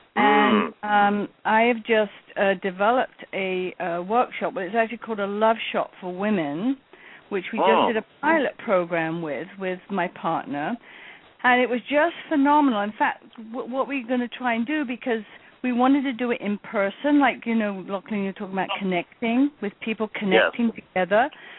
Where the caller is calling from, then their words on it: Brooklyn, New York, United States; I'm from Brooklyn.